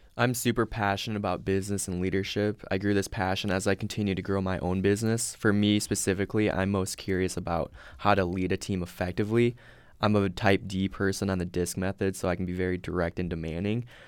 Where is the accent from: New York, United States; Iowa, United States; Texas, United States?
Iowa, United States; Sioux Center; I'm originally from Sioux Center, Iowa